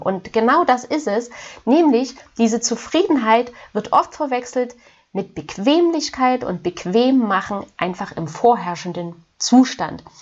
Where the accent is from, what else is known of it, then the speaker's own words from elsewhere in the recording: Germany; hier bei uns in Deutschland